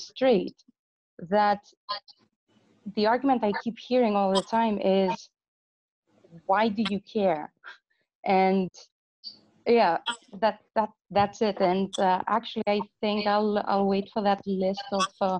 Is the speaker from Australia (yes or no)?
no; Greece; moved away as an adult; now in Netherlands; I come from Greece. At the moment, I live in the Netherlands